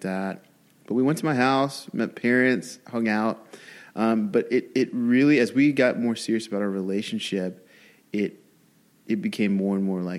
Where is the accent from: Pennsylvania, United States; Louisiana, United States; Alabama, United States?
Louisiana, United States; I was raised in Louisiana